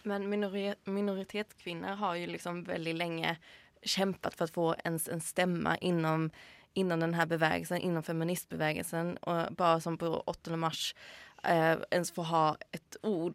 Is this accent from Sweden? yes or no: yes; Sweden; now in Norway; jeg som svensk